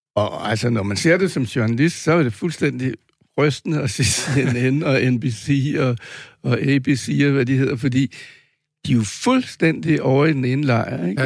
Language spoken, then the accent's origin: Danish; Denmark